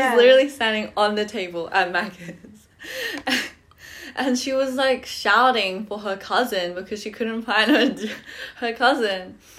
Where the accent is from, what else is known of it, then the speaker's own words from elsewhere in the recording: Hawaii, United States; Yeah, I am from Hawaii.